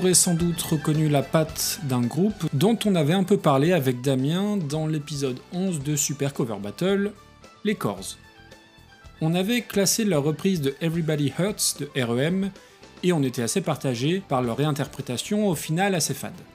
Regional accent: France; chez nous en France

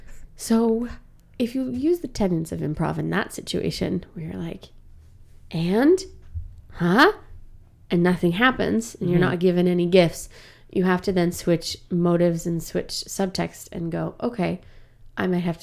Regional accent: Canada; Like, I'm a Canadian actor, for God's sake.

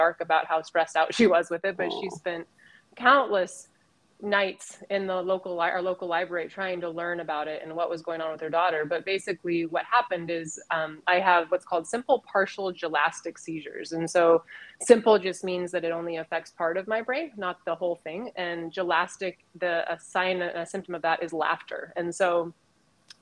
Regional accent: Colorado, United States; also born or lived in Northern California; growing up in Colorado 40 years ago

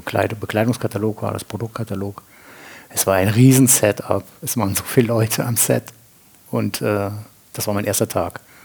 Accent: Andernach, Rhineland-Palatinate, Germany; moved away as an adult; now in Winningen, Germany; bin ich geboren in Andernach am Rhein

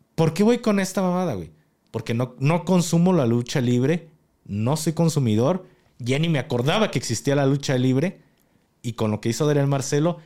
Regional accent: Mexico; como militar y como mexicano

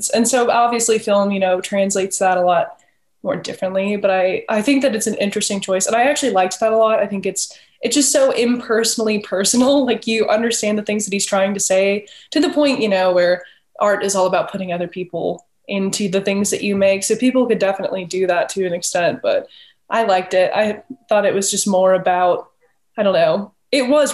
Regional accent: the South, United States; I grew up in the South

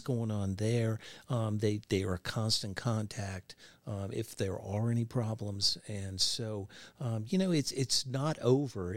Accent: southern Pennsylvania, United States; moved away; I'm originally from the South Pennsylvania area

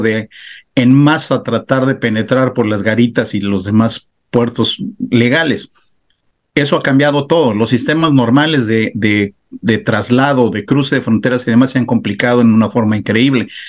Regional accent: Mexico; also born or lived in Baja California; nosotros como mexicanos

